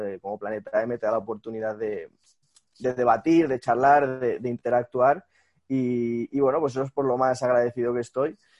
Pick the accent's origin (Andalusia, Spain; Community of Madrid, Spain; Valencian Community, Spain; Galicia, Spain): Community of Madrid, Spain; Madrid; moved away as an adult; now in Málaga, Spain; soy de Madrid, pero me he mudado a Málaga